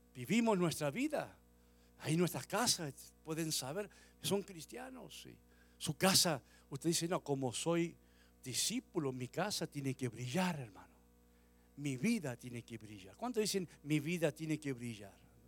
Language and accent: Spanish; Argentina; moved away; volví a, la Argentina muchos años después de venir aquí, volví por primera vez como a los 20 años, 21 años. Y cuando llegué a mi pueblo